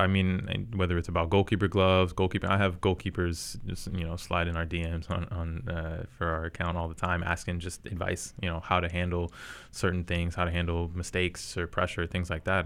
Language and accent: English; Charlotte, North Carolina, United States; I am from Charlotte